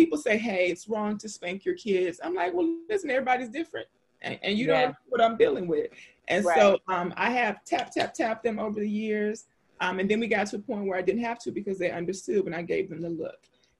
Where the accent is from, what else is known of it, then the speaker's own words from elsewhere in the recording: Louisiana, United States; I grew up in the South. I'm from Louisiana.